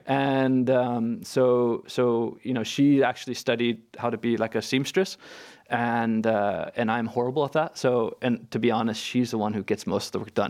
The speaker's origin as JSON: {"language": "English", "region": "California", "country": "United States", "moved": "as an adult", "lives_now": "Hafnarfjörður, Iceland"}